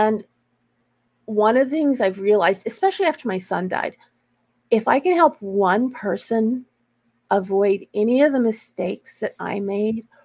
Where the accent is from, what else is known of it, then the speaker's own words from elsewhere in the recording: Texas, United States; moved away as an adult; also born or lived in Dallas, Texas / Seattle, Washington; now in Portland, United States; I'm a native Texan.